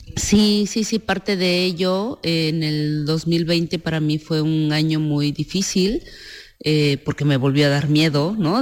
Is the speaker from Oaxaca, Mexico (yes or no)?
yes; San Miguel el Grande, Oaxaca, Mexico; Villa Guadalupe Victoria, San Miguel el Grande en Oaxaca, al sur de México, es de donde soy originaria, es, es mi pueblo